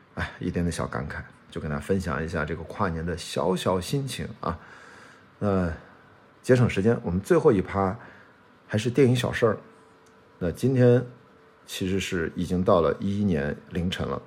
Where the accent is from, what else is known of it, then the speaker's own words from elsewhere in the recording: Qingdao, Shandong, China; moved away as an adult; 我十八岁之前，我在青岛长大